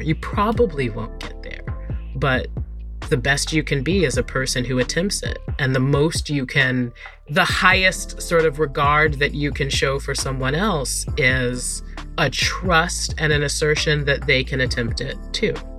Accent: North Carolina, United States; my home state of North Carolina

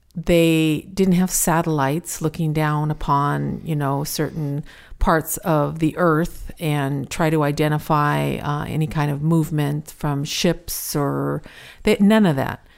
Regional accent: United States; we're American

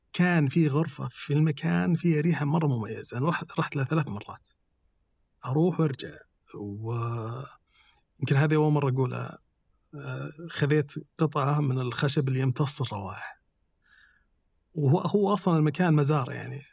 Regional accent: Saudi Arabia; إحنا ممكن تكون فينا رائحة كسعوديين

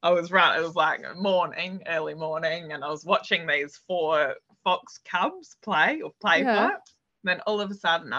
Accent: Burra, South Australia, Australia; Burra, which is my hometown

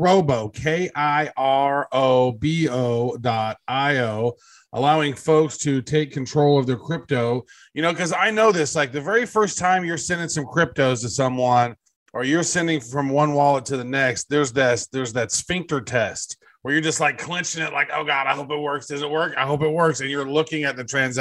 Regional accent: United States; I'm American

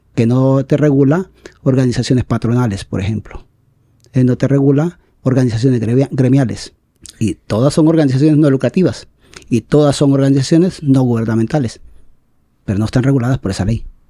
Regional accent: San Francisco, Atlántida, Honduras; en mi pueblo, a quien amo tanto y quiero tanto, San Francisco Atlántida

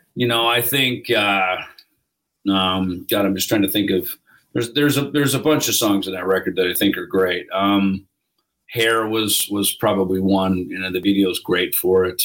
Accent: United States; I'm from America

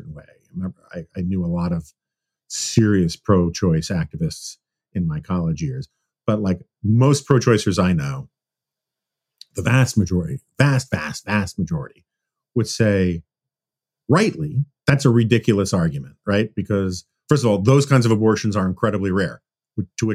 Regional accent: New York, United States; moved away; I spent my formative years growing up in New York

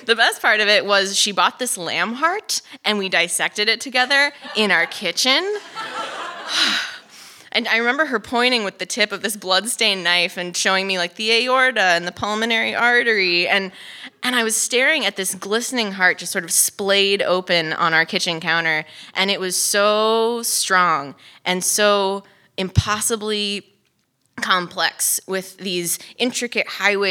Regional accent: Los Angeles, California, United States; moved away as an adult; also born or lived in Utah; I was from Los Angeles.

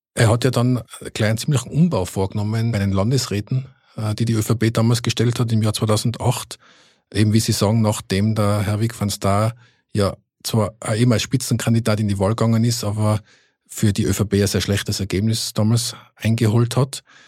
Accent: Innsbruck, Tyrol, Austria; moved away as an adult; now in Vienna, Austria; Ich bin ja auch äh, gebürtiger Innsbrucker

